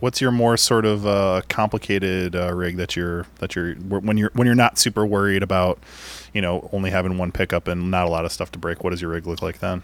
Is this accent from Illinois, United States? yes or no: yes; Chicago, Illinois, United States; being a Chicagoan